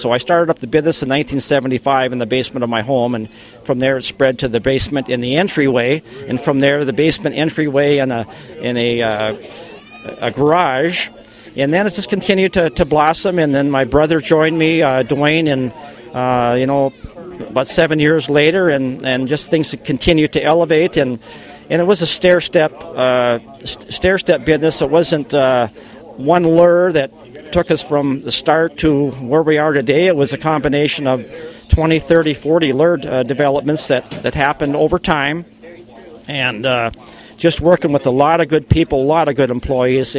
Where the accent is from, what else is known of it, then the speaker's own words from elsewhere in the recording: Bemidji, Minnesota, United States; also born or lived in Detroit Lakes, Minnesota; I was born and raised here in the Bemidji area, and then my parents moved to Detroit Lakes at the start of eighth grade